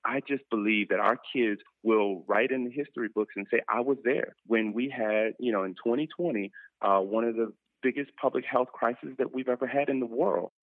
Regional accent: Miami, Florida, United States; I'm so proud of Miami Dade. Uh, you know, that's where I did my teaching in my hometown

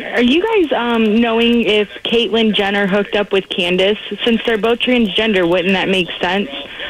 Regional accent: the Florida Keys, United States; I grew up in the Keys, and I've grown up around it my whole life

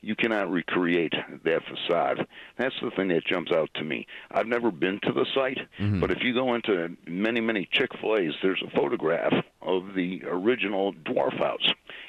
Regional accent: Chicago, Illinois, United States; I'm from Chicago.

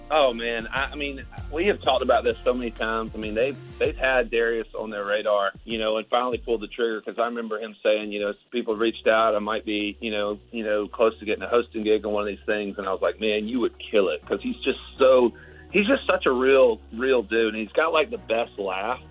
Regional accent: Augusta, Georgia, United States; I'm from Augusta, so from Augusta, Georgia. So it's a it's a big part of my life. And growing up, I used to work at the tournament a lot

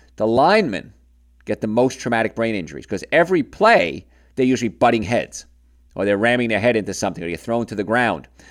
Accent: Hoboken, New Jersey, United States; We're both from Hoboken

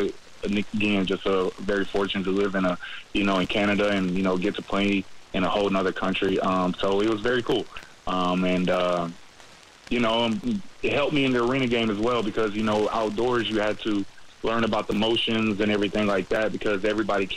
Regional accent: Nashville, Tennessee, United States; now in Jacksonville, United States; I'm from Nashville, Tennessee

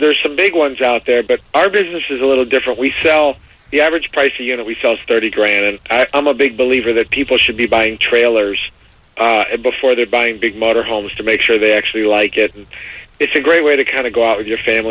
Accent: Miami, Florida, United States; down in Miami, which is my hometown where I'm from.

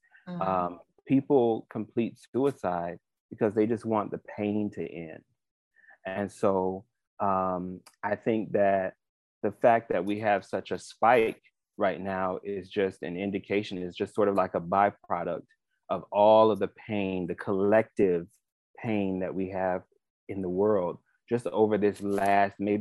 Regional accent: Miami, Florida, United States; I grew up here, right here in Miami, born and raised

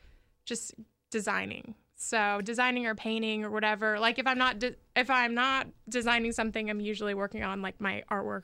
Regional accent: Jacksonville, Florida, United States; I'm from Jacksonville. Neptune Beach.

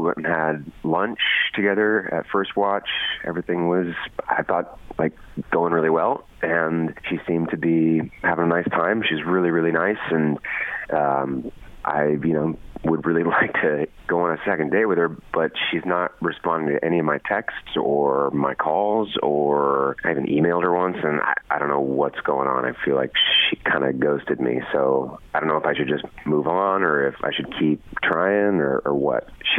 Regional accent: Kettering, East Midlands, United Kingdom; I'm from Kettering.

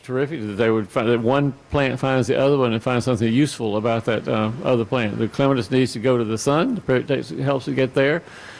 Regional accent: Inman, Georgia, United States; Because I grew up in a little tiny, tiny, tiny community just north of you in Griffin. I grew up in Fayette County in Inman, Georgia on Highway 92. And our zip code was 30232.

